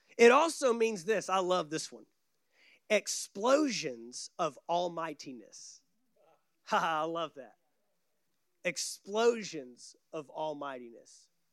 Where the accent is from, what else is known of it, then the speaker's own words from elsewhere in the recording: Texas, United States; growing up in Texas